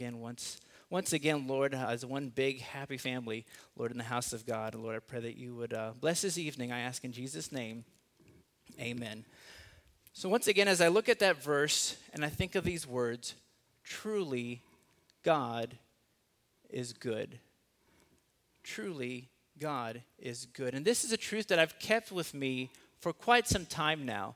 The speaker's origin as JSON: {"language": "English", "town": "Los Angeles", "region": "California", "country": "United States", "tie": "born or raised there", "also_born_or_lived": "South Carolina", "moved": "yes", "lives_now": "Texas, United States", "said": "I was born in South Carolina, raised in Los Angeles, and somehow got stuck in Texas"}